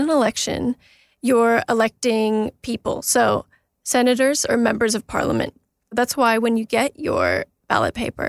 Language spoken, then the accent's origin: English; Canada; now in Australia; I'm Canadian. I grew up in Canada.